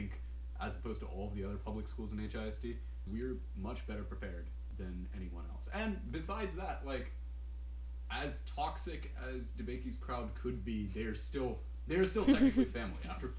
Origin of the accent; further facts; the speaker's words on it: India; now in Houston, United States; Yeah, yes, because I'm Indian and {S1} I live {S3} in Houston, I'm pre-med.